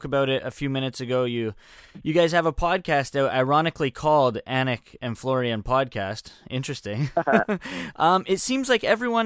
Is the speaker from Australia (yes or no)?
no; Vancouver, British Columbia, Canada; I was from Vancouver